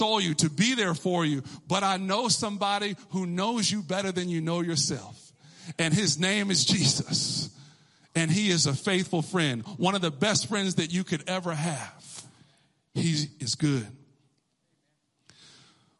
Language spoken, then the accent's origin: English; Texas, United States; I'm from Texas